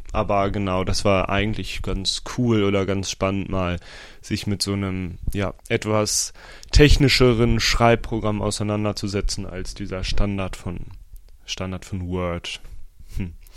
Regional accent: Osnabrück, Lower Saxony, Germany; moved away; in meiner Heimat Osnabrück

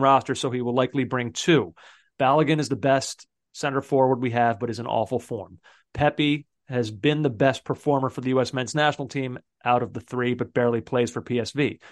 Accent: United States; as an American

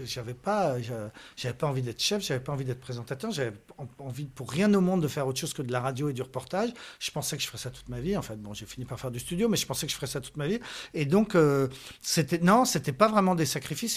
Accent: France; je suis français

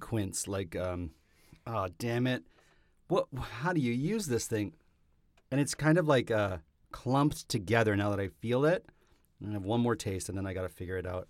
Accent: Canada; I come from a country where that, that is happening.

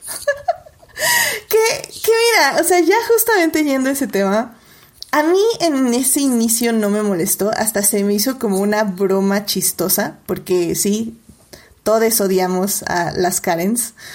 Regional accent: Mexico; nosotros como mexicanos

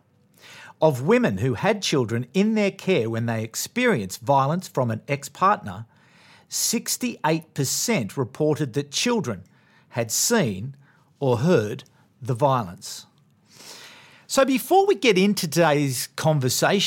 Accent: Australia; as an Australian male

